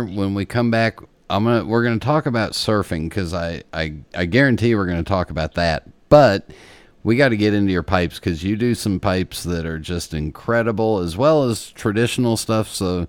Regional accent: Los Angeles, California, United States; growing up in Los Angeles, right near where you did

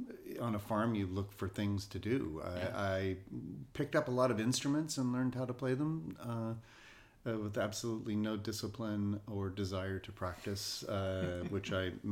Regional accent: Ohio, United States; also born or lived in New York / Kentucky; Where I grew up, I was born in New York. My father is an actor. We moved around a lot. I ended up in Kentucky and Ohio on a farm in Kentucky, and then finished high school in Ohio

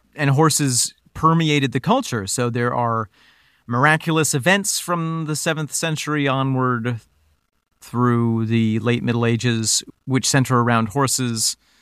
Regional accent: Finger Lakes area, New York, United States; the area that we grew up in, Nick, we have the Amish

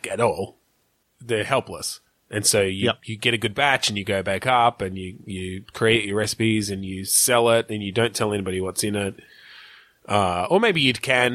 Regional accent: Australia; I'm fucking Australian

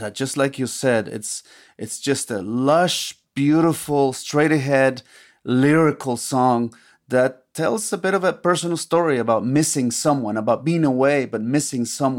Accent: Xalapa, Veracruz, Mexico; Jalapa, Veracruz, my hometown.

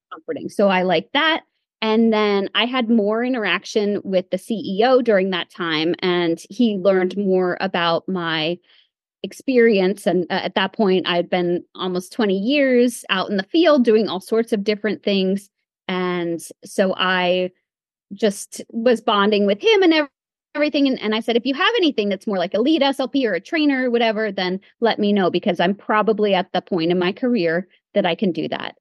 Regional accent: Pennsylvania, United States; I came back to uh, the Lehigh Valley. I'm from Pennsylvania

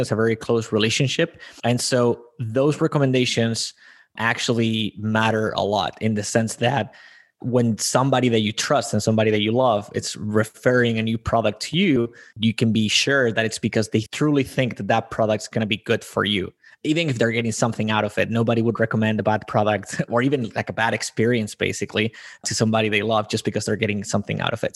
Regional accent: Spain; I am born and raised in Spain

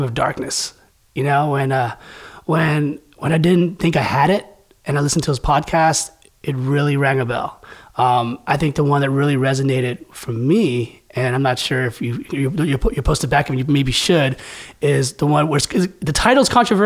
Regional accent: San Francisco Bay Area, California, United States; So I'm from San Francisco Bay Area

